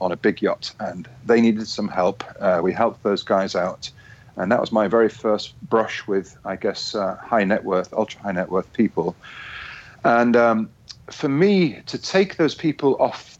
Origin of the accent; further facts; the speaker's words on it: Yorkshire and the Humber, United Kingdom; from my hometown in Yorkshire